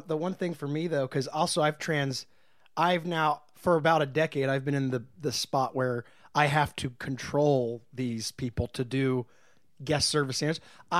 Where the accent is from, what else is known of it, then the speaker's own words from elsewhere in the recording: Martinsburg, West Virginia, United States; now in Los Angeles, United States; I'm from Martinsburg, West Virginia. Oh boy, I grew up a little girl there.